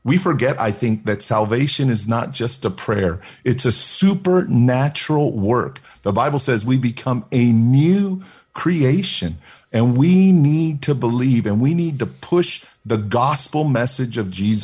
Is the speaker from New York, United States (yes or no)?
no; Oakland, California, United States; I was born and raised in Oakland